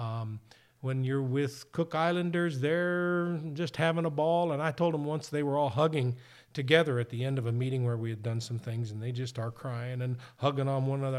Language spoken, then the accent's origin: English; Indiana, United States; I grew up in Indiana